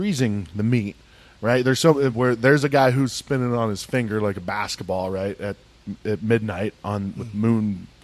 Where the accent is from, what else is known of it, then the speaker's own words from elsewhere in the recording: Midwest, United States; now in Arizona, United States; Glad to be away from the Midwest, but also happy happy to be from the Midwest